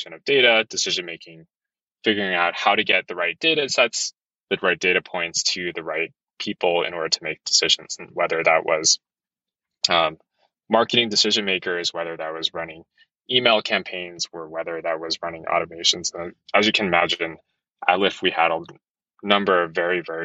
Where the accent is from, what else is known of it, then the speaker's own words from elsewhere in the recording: East Coast, New Jersey, United States; moved away as an adult; also born or lived in Hong Kong; now in San Francisco, United States; I'm originally from the East Coast. Super cold winters, didn't want to be in New Jersey